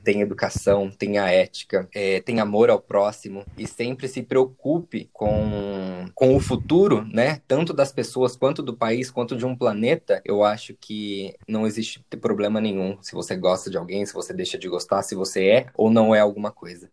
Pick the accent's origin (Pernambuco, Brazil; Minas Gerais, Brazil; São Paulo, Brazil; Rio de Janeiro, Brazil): São Paulo, Brazil; Aguaí; eu sou da cidade de Aguaí, São Paulo